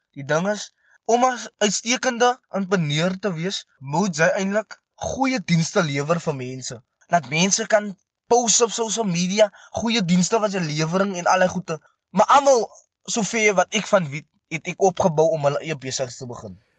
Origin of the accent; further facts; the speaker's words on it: Meerlust Bosbou, near Stellenbosch, Western Cape, South Africa; ek is van Meerlust Bosbou